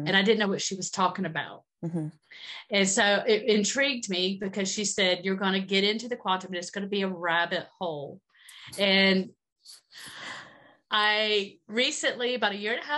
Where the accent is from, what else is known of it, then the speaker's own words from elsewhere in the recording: Georgia, United States; I grew up in Georgia.